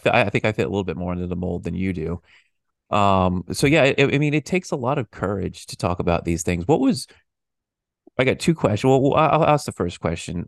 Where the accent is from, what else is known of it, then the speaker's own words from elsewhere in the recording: United States; I'm an American